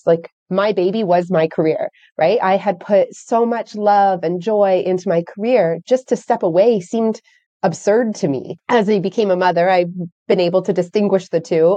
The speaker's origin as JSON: {"language": "English", "country": "Canada", "said": "I'm from Canada"}